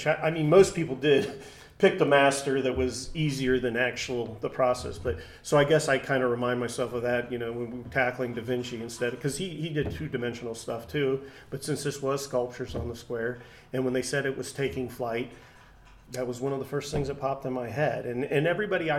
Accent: Troy, Ohio, United States; moved away as an adult; being back in my hometown. And Troy is very, very art appreciative

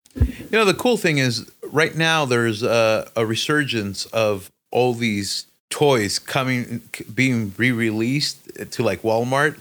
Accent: Mexico; I grew up in Mexico in the, uh, in the height of the pogs

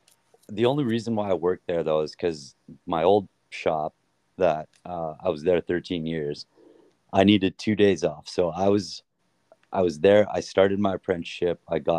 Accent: Airdrie, Alberta, Canada; Yeah, Calgary. Well, Airdrie. I always just tell everyone when we're traveling, like, Calgary, because nobody knows where Airdrie is, you know?

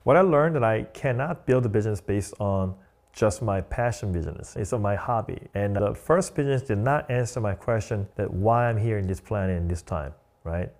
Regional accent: South Korea; English is a second language; moved away as an adult; also born or lived in Long Island, New York; now in New York City, United States

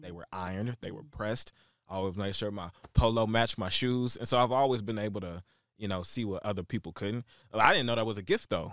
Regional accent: Shreveport, Louisiana, United States; also born or lived in Chicago, Illinois; now in Dallas, United States; born and raised in Shreveport, Louisiana.

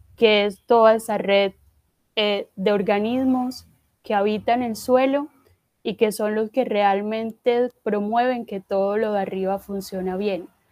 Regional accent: Corozal, Sucre, Colombia; yo pues soy del departamento de Sucre, de un municipio que se llama Corozal

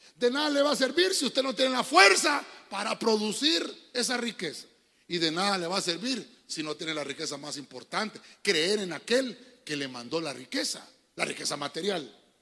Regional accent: Honduras; cómo le decimos nosotros en el buen catracho

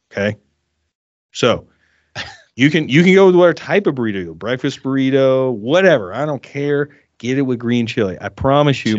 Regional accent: South Carolina, United States; moved away as an adult; also born or lived in Orange County, California; now in Colorado, United States; I grew up in South Carolina, and then I moved to Southern California

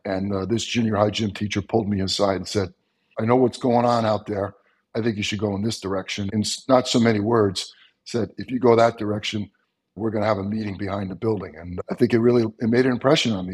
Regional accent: Long Island, New York, United States; I grew up on Long Island, New York, which was flatter than flat.

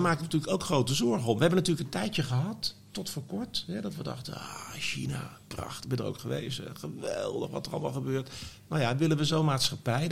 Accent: The Hague, South Holland, Netherlands; ik ben geboren in de Oranje Kliniek in Scheveningen

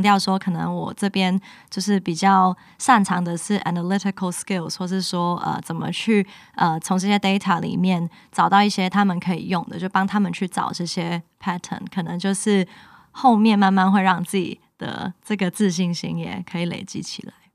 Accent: Hong Kong; moved away as an adult; now in Taiwan; 因为我是香港人嘛，然后我的家也发生很多事情

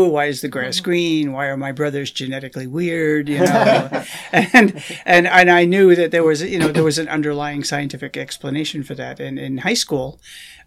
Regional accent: New York area, United States; born or raised there; moved away as an adult; also born or lived in Maryland; now in Madison, United States

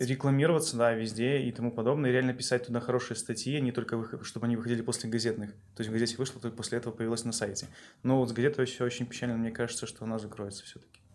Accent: Belarus; с точки зрения белоруса

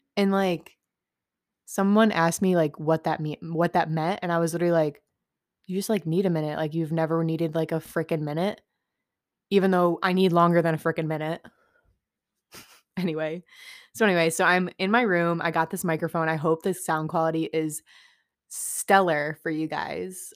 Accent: upstate New York, United States; I'm from New York, upstate, not the city

